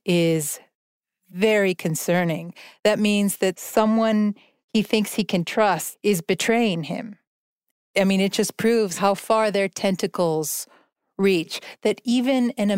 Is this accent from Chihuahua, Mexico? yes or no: yes; Ciudad Juárez, Chihuahua, Mexico; the Spaniards called my hometown the Pass